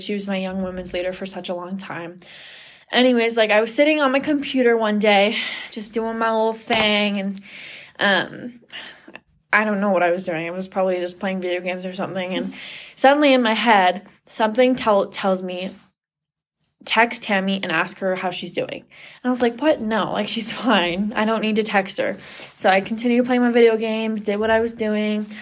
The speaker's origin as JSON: {"language": "English", "town": "Sammamish", "region": "Washington", "country": "United States", "tie": "born or raised there", "moved": "as an adult", "lives_now": "Provo, United States", "said": "I'm originally from Washington, Washington State, specifically Sammamish. I've lived there all my life"}